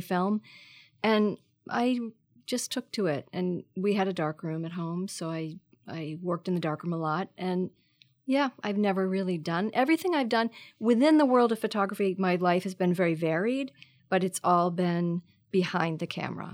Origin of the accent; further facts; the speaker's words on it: Marblehead, Massachusetts, United States; moved away as an adult; also born or lived in New York / San Francisco; I grew up north of Boston in a pretty small s- s- town on the ocean called Marblehead, Mass